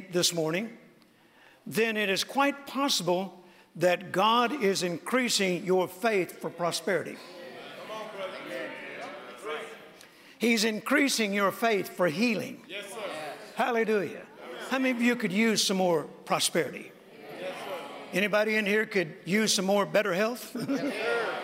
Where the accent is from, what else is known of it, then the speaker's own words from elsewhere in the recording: Mississippi, United States; I was born in Mississippi on a farm in a very rural area